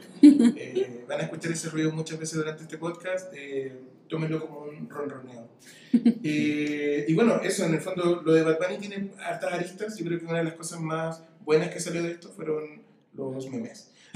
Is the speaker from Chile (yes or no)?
yes; Chile; now in Mexico; Vengo de Chile, estoy acá en México